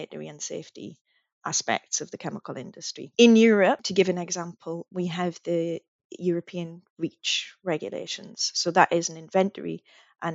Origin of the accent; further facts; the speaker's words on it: United Kingdom; I'm British, but I still would like to consider myself part of that region